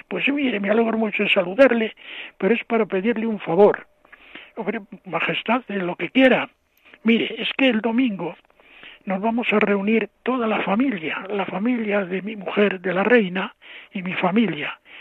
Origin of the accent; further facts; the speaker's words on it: Cuenca de Campos, Castile and León, Spain; now in Toledo, Spain; mi pueblo, pueblos de la provincia de Valladolid, Cuenca de Campos